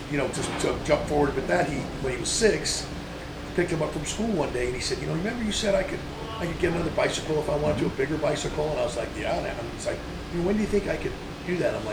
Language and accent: English; California, United States; Oh, so I grew up in San BMX was- Valley, it was